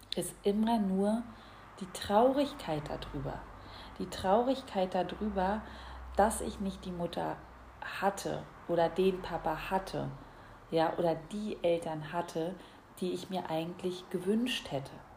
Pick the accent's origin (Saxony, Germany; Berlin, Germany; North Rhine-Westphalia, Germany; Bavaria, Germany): Berlin, Germany; moved away as an adult; ich bin ja in Berlin aufgewachsen, bin mittlerweile so ins Umland gezogen